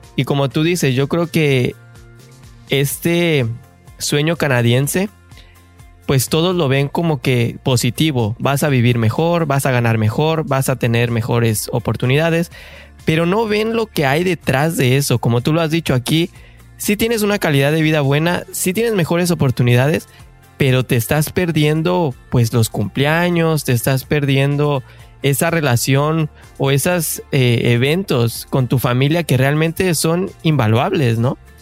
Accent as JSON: {"language": "Spanish", "region": "Mexico City", "country": "Mexico", "said": "tú y yo somos de la Ciudad de México"}